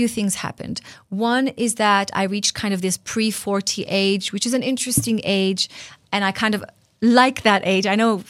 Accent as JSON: {"language": "English", "town": "Tel Aviv", "region": "Tel Aviv District", "country": "Israel", "tie": "born or raised there", "second_language": "English", "said": "I grew up in Tel Aviv in a secular Jewish home, knowing that I'm Jewish, but not really connected to my faith."}